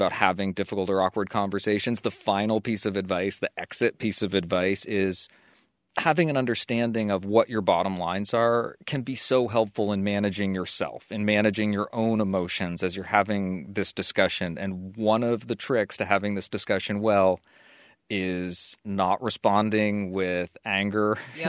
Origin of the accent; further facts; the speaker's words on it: Australia; Hi, Lizzie and Dan. I'm from Australia and have been listening to your show since about episode 50.